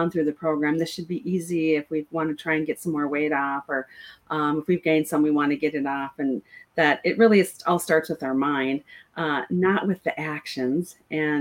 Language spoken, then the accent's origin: English; North Dakota, United States; moved away; I grew up in North Dakota